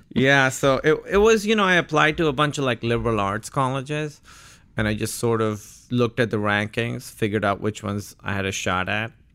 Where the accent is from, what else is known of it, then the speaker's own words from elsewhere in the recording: Karachi, Sindh, Pakistan; moved away as an adult; now in United States; Born and raised in Karachi, Pakistan. I was there till I was eighteen.